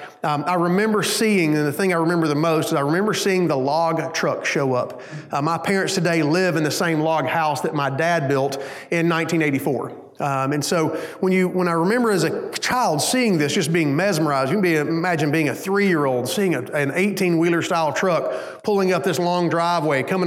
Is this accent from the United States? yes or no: yes; Hayden, Alabama, United States; also born or lived in Hueytown, Alabama; When my parents decided to move, they moved up to a small town called Hayden, Alabama